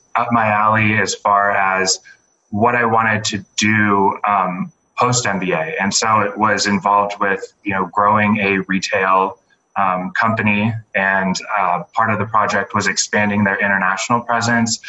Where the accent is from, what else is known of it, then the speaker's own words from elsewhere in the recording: San Diego, California, United States; moved away as an adult; I'm originally from San Diego